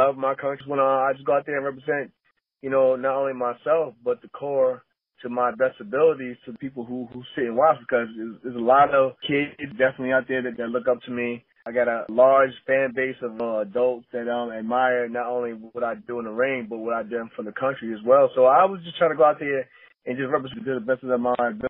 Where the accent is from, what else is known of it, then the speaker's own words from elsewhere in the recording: New York, United States; I'm from New York